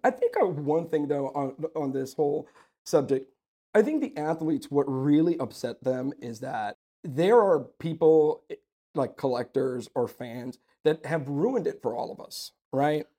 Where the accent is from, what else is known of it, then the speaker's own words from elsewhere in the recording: Sugar Land, Texas, United States; also born or lived in Youngstown, Ohio; I was born in Youngstown, Ohio, but I'm from Texas, that's, I'm from Houston, you know, and I grew up in Sugarland